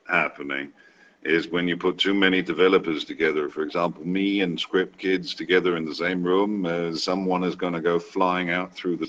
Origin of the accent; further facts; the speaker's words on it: Denmark; also born or lived in Wales / China; My accent is probably one of the weirder ones, really, because from Wales, grew up in Denmark, but the longest I've lived anywhere has been China.